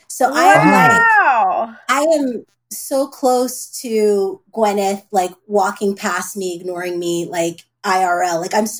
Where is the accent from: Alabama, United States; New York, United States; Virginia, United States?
New York, United States; Brooklyn; now in Los Angeles, United States; I'm new from Brooklyn, new to LA.